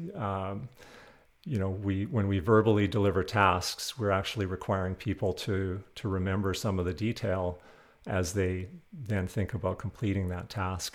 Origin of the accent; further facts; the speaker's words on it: Western Canada, Canada; moved away; I'm originally from Western Canada